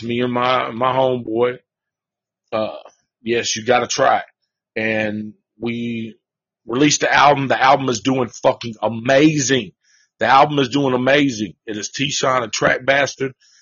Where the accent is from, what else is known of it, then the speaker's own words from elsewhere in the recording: the South, United States; I'm from the South